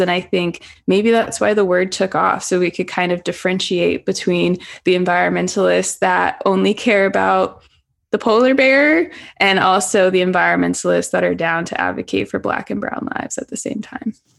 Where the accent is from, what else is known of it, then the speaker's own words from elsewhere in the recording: St. Louis, Missouri, United States; now in Southern California, United States; I'm from the Midwest, originally St. Louis, Missouri.